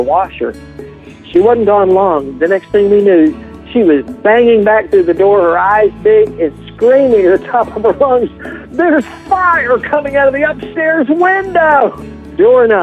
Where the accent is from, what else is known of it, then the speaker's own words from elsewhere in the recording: Appalachia, United States; also born or lived in Deep South; when I grew up in this area